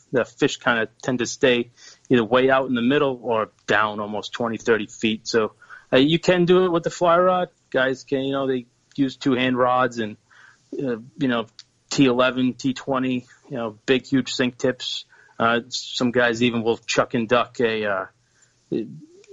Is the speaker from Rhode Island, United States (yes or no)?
yes; Rhode Island, United States; moved away as an adult; now in Massachusetts, United States; I grew up in Rhode Island, moved to Massachusetts about 10 years ago